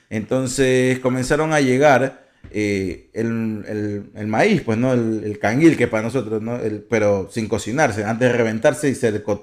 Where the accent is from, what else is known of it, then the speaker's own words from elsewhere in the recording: Ecuador; Nosotros, como ecuatorianos